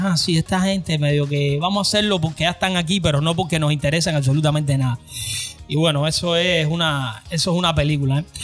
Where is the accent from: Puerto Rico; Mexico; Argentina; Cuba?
Cuba; now in United States; salí de Cuba